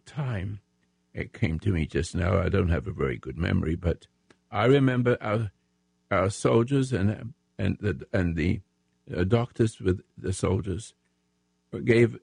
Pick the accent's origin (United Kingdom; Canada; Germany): United Kingdom; England; moved away as an adult; now in United States; I'm American. I'm in English, but I'm an American, patriot right now, if I may say so. And I've been in the military in the Royal Sussex Regiment in England during the World War.